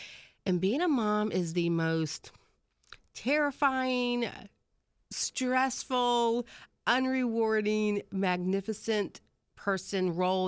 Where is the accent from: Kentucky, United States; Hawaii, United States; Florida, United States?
Florida, United States; Jacksonville; I am a Jacksonville native.